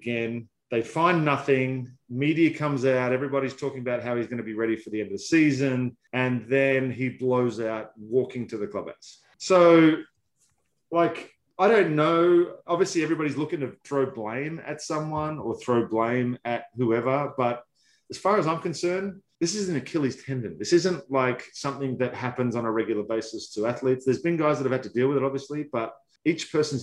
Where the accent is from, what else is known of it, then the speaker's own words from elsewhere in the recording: Australia; I'm Australian